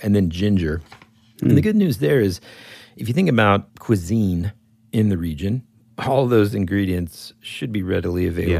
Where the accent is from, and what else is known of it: Georgia, United States